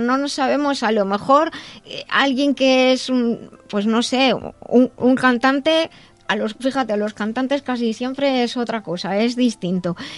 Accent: Madrid, Community of Madrid, Spain; soy de Madrid, España

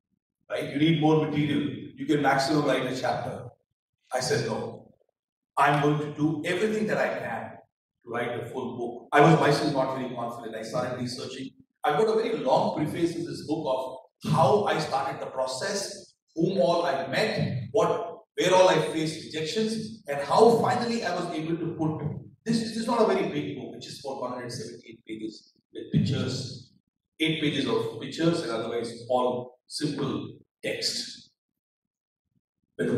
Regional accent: India

